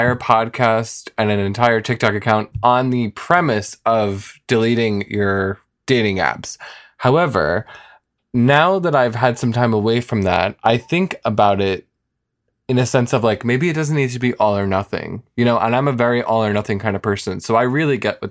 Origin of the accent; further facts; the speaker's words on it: New York City, New York, United States; being a New Yorker